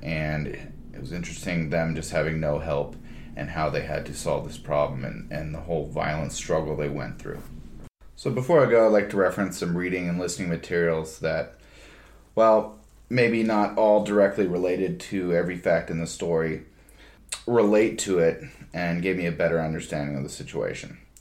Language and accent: English; United States; as an American person